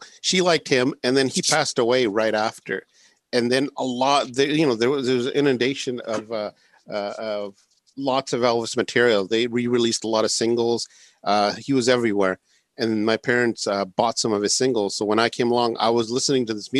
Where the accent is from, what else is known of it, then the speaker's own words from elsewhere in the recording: Canada; I was the only one born in Canada. I'm a Canadian, by the way, if anyone didn't know, or they could detect it from my voice